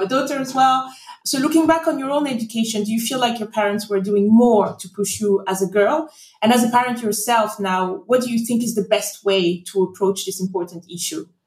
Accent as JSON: {"language": "English", "country": "Côte d’Ivoire", "tie": "born or raised there", "moved": "yes", "lives_now": "London, United Kingdom", "said": "I grew up in the Ivory Coast"}